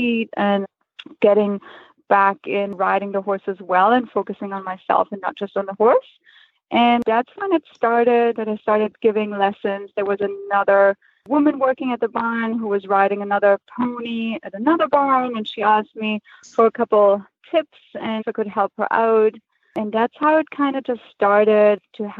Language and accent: English; Germany; moved away as an adult; now in United States; I'm originally from Germany, and I moved to the States about 5 years ago.